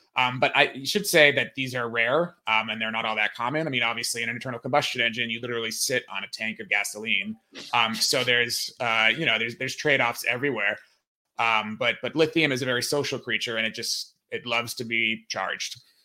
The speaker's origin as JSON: {"language": "English", "country": "United States", "said": "as an American"}